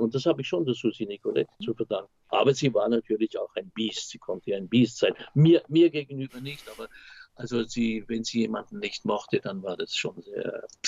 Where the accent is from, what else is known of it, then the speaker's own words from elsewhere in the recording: Weil am Rhein, Baden-Württemberg, Germany; now in Vienna, Austria; Ich komme aus Weil am Rhein